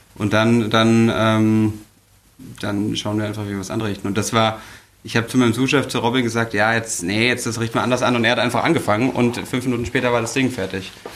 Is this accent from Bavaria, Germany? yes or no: yes; Bavaria, Germany; moved away as an adult; now in Hamburg, Germany; ich komme aus Bayern